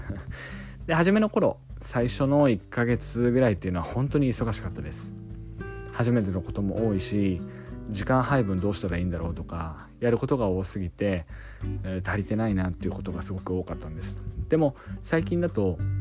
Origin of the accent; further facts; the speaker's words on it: Yamagata, Japan; moved away as an adult; 地元山形に U ターン帰省したわけなんですけど